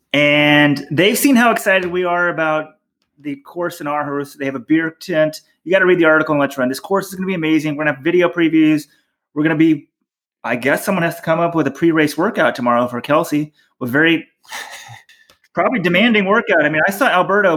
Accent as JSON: {"language": "English", "town": "Dallas", "region": "Texas", "country": "United States", "tie": "born or raised there", "said": "You and I grew up in Dallas."}